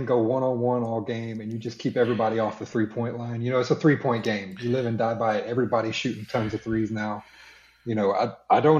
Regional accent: Houston, Texas, United States; I grew up right here in the Houston area

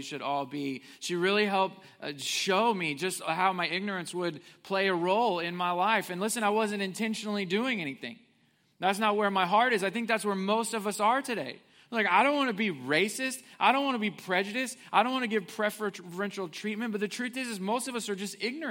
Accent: Willard, Missouri, United States; I grew up in Missouri, southwest Missouri. I went to elementary and middle and high school in a place called Willard, Missouri

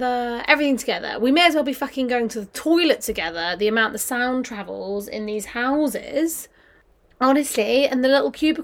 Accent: Kent, South East England, United Kingdom; moved away as an adult; now in London, United Kingdom; At home in Kent

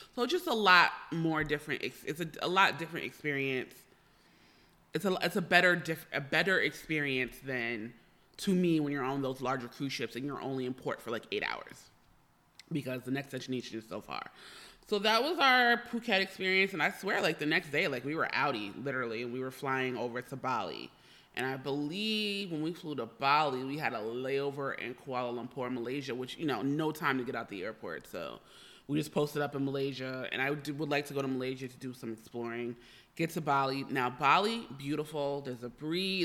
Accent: New Jersey, United States; moved away as an adult; also born or lived in New York / California; now in Los Angeles, United States; I'm originally from New Jersey. I was born, I'm a Jersey girl. I'm a small town girl. As I always like to say, New Jersey raised me

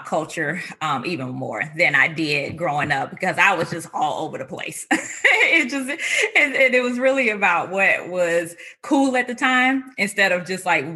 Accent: North Carolina, United States; also born or lived in Indiana; I was born and raised in North Carolina.

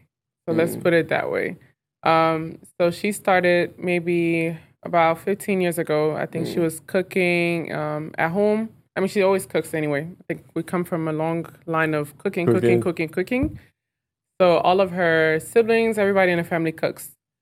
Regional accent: Lomé, Maritime, Togo; So Lomé, Togo.

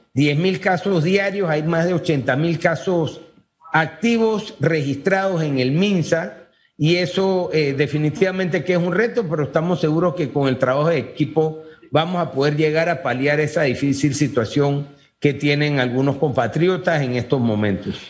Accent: Panama; como panameños aquí

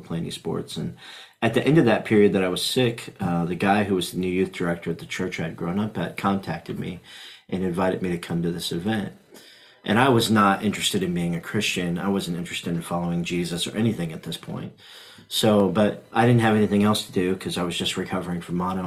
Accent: Indianapolis, Indiana, United States; now in Frankfort, United States; I was raised in Indianapolis on the south side

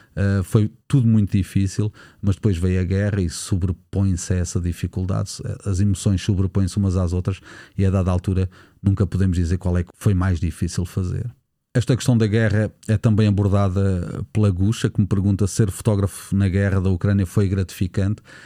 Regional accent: Nazaré, Centro, Portugal; na Nazaré, a minha terra natal

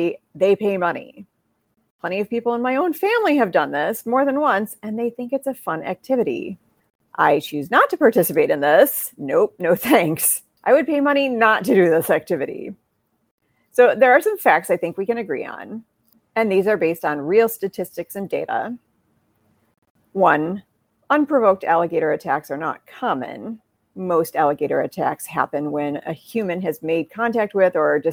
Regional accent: Midwest, United States; I'm from the Midwest

